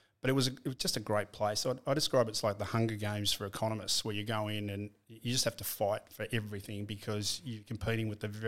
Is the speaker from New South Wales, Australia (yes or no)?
no; Shepparton, Victoria, Australia; I was born in Shepparton.